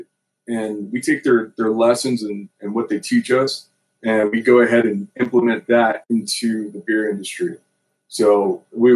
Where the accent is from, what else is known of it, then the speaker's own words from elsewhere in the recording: United States; it's a bunch of brothers all from the same neighborhood. We grew up in Rolling Heights.